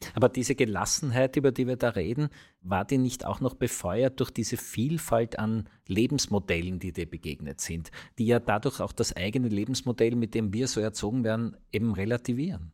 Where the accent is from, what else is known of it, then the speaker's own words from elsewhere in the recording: Vienna, Austria; wir als Wiener